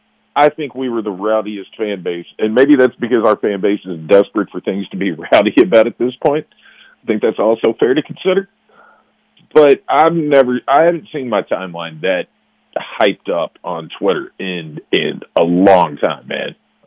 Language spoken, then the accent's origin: English; Kentucky, United States; here's the fun thing, man, about growing up outside of Louisville as a Louisville fan.